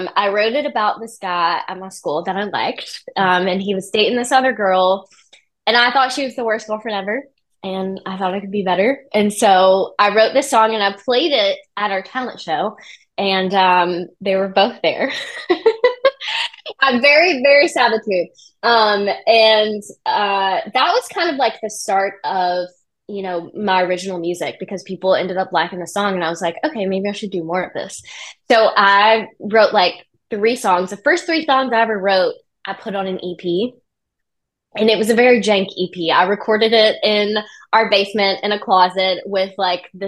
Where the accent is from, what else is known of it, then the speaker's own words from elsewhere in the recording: Birmingham, Alabama, United States; moved away; also born or lived in Nashville; I grew up in Birmingham, Alabama